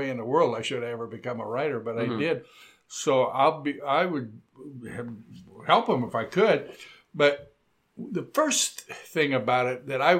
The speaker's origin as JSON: {"language": "English", "region": "Southern California", "country": "United States", "tie": "born or raised there", "moved": "yes", "lives_now": "Portland, United States", "said": "when I grew up in Southern California, it was in the 50s"}